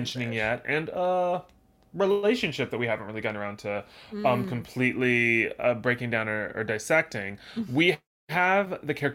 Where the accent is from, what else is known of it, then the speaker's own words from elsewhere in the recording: the South, United States; I'm always aware that I'm from the South. Mm-hmm. And I love my Southern roots.